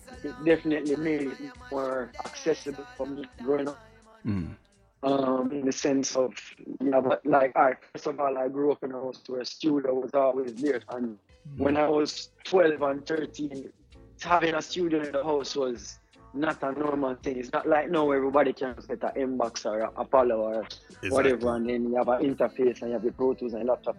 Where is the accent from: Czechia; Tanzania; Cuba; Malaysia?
Tanzania; also born or lived in Jamaica; But yeah, growing up in Africa was special because it gives you a very unique experience.